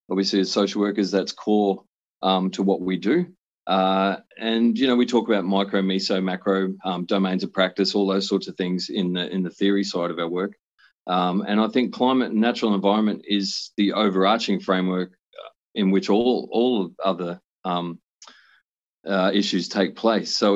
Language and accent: English; Brisbane, Queensland, Australia; I grew up on Turrbal land up on the north side of Brisbane.